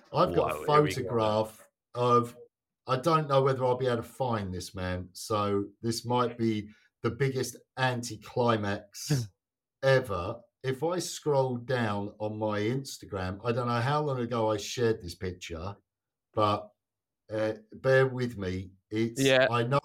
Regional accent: England, United Kingdom; now in Sweden; being English

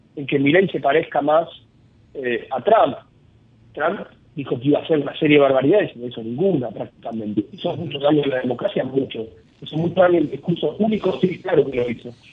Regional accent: Argentina; mi experiencia como argentino

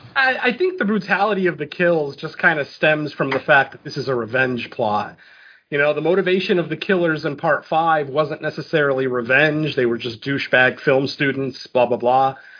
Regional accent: Connecticut, United States; I, am from Connecticut

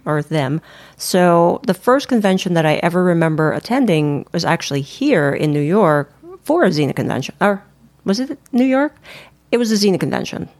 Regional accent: Philippines; I'm Filipino. We're Filipinos

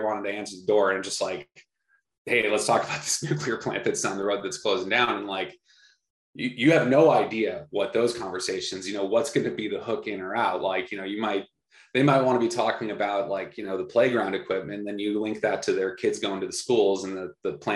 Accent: Minnesota, United States; my home state of Minnesota

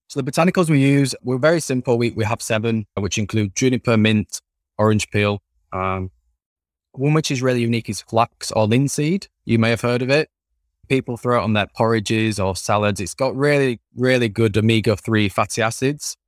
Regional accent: Leeds, Yorkshire and the Humber, United Kingdom; accent: Yorkshire; Born and bred in Yorkshire, raised in, in a city called Leeds

